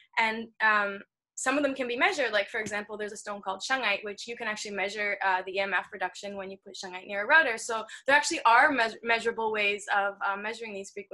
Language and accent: English; Ontario, Canada; I grew up in Ontario